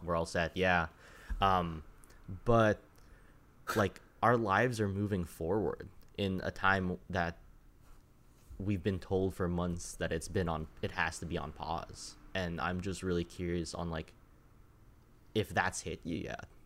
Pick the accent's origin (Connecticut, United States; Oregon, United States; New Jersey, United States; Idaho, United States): Connecticut, United States; I grew up in Connecticut